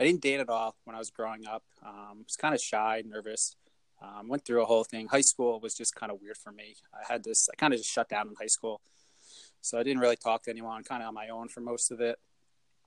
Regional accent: United States; I wasn't born in Bricktown, but I was raised in Bricktown.

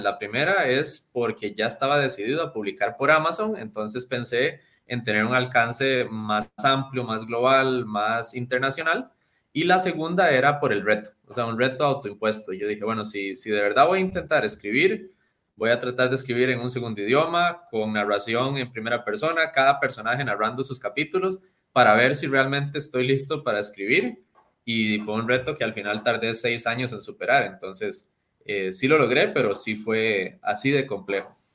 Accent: Costa Rica; yo soy muy orgulloso, obviamente, de ser costarricense, de ser latinoamericano

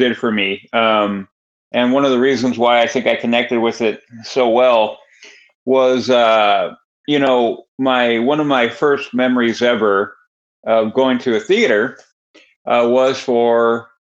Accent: Northern California, United States; we moved from Southern California to Northern California

